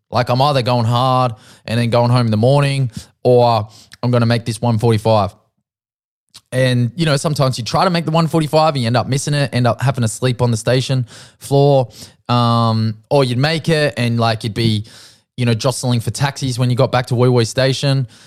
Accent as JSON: {"language": "English", "area": "Central Coast", "region": "New South Wales", "country": "Australia", "tie": "born or raised there", "said": "where I grew up on the Central Coast"}